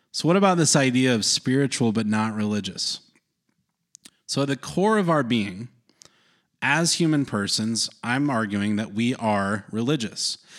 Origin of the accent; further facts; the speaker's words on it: North Carolina, United States; growing up in North Carolina, there was a lot of especially evangelical Protestants